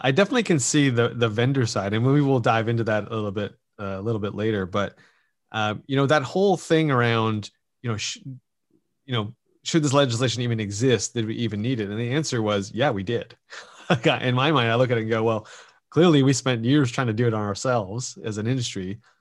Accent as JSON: {"language": "English", "country": "Canada", "said": "as a Canadian"}